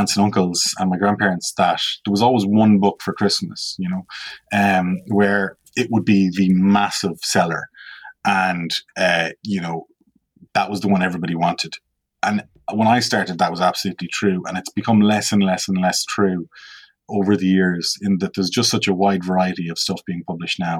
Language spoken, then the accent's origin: English; Ireland; as a child, particularly growing up on the West Coast